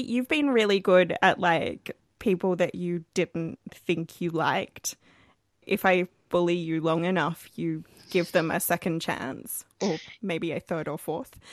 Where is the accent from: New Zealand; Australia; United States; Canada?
Australia; We're an Australian podcast